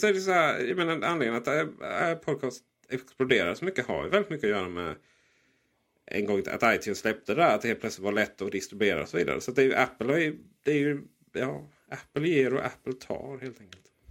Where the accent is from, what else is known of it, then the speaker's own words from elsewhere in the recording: Blekinge, Sweden; jag är ett mellanbarn från Blekinge